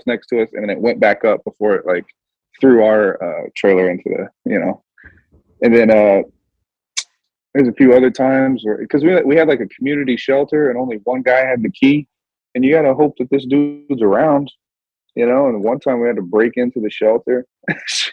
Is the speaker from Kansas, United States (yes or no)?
yes; Kansas, United States; moved away as an adult; now in West Coast, United States; I'm from Kansas, man. This shit's flat as hell out there.